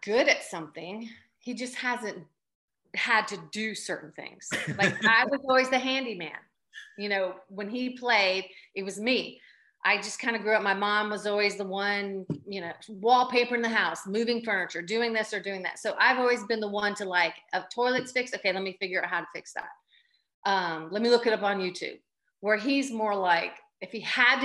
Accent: Boca Raton, Florida, United States; moved away as an adult; also born or lived in Tallahassee, Florida; now in Athens, United States; We grew up in Boca Raton

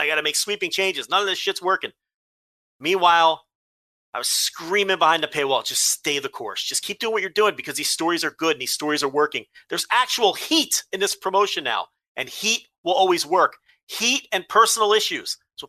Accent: Melbourne, Victoria, Australia; I am from Melbourne. I tried to be exotic with the Brisbane.

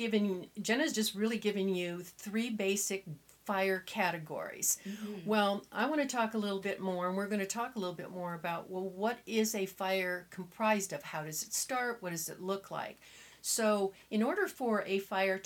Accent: Southern California, United States; I was raised in Southern California

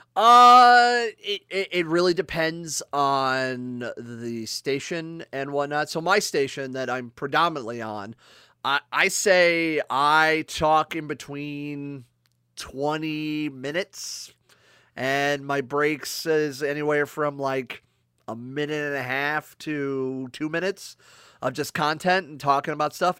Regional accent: Akron, Ohio, United States; moved away; I'm originally actually from Akron, Ohio

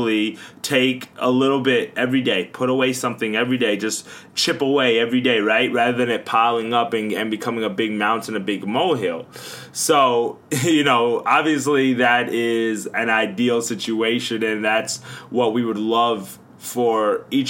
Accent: Long Island, New York, United States; growing up in Long Island, New York

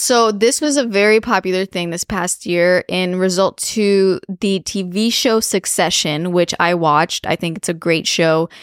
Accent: Romania; moved away; growing up in Romania

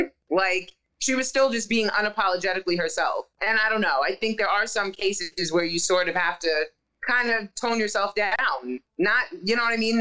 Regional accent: New York, United States; I'm from New York

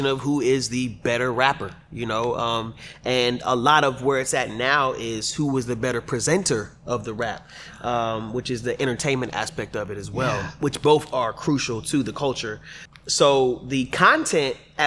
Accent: Texas, United States; also born or lived in New Jersey; we moved to Texas when I was like 8 years old. So all I really know is Texas

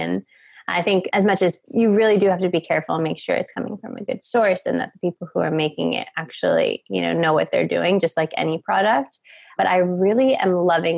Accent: New York, United States; moved away as an adult; also born or lived in Boulder, Colorado; I'm originally from New York

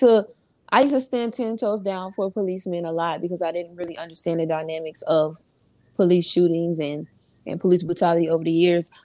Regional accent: Orlando, Florida, United States; I'm from Orlando, Florida

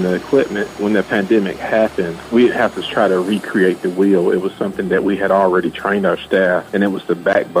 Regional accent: Greenville, Alabama, United States; I'm originally from Greenville, Alabama.

